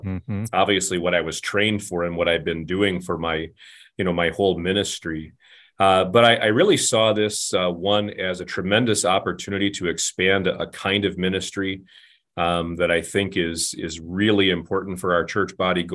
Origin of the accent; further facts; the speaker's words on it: Flint, Michigan, United States; So I'm a Michigan boy. I grew up just outside of Flint, Michigan, where my dad was an auto worker.